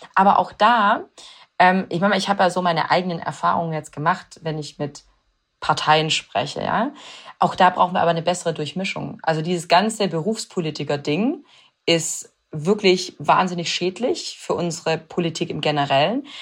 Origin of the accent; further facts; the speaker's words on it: Swabia, Baden-Württemberg, Germany; ich bin wirklich heimatverbunden und ich liebe, ich liebe äh, das Schwabenländle